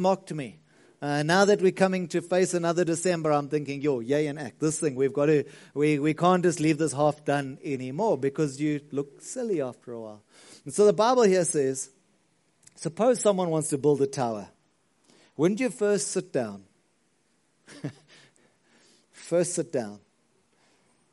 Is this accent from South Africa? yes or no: yes; Margate, KwaZulu-Natal, South Africa; now in Pretoria, South Africa; We come from Margate. I remember even on the school bus, we used to catch the bus home, took forever